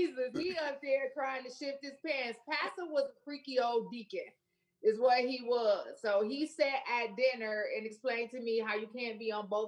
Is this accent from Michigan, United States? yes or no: yes; Flint, Michigan, United States; moved away as an adult; now in Memphis, United States; I'm from Flint, Michigan.